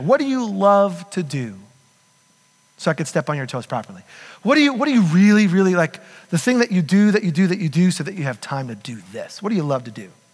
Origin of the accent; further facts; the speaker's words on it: United States; We're American.